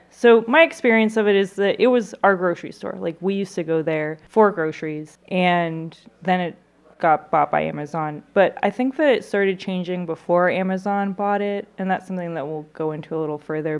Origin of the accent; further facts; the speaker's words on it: Austin, Texas, United States; now in St. Louis, United States; I'm from Austin, Texas, and I grew up going to Whole Foods